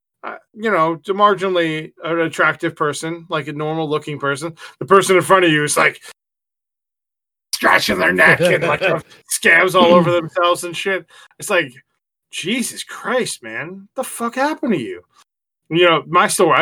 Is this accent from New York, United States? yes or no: yes; New York, United States; moved away as an adult; now in Southern United States; I'm a Yankee